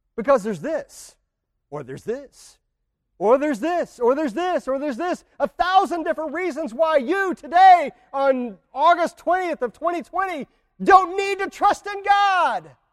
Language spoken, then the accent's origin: English; United States; we as American Christians